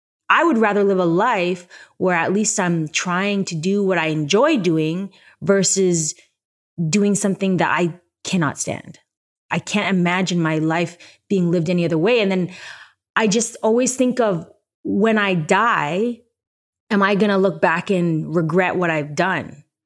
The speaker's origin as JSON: {"language": "English", "town": "Toronto", "region": "Ontario", "country": "Canada", "also_born_or_lived": "New York", "lives_now": "Los Angeles, United States", "said": "Come on, I'm from Toronto. It's snowy."}